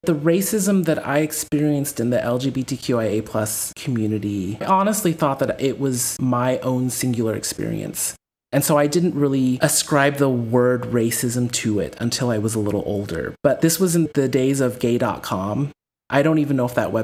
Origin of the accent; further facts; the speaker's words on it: Corpus Christi, Texas, United States; moved away as an adult; also born or lived in Philadelphia; now in Netherlands; I'm Texan